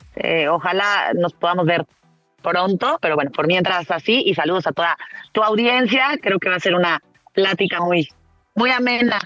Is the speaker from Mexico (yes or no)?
yes; Mexico; also born or lived in Martorell, Catalonia, Spain; yo llegué con cuatro años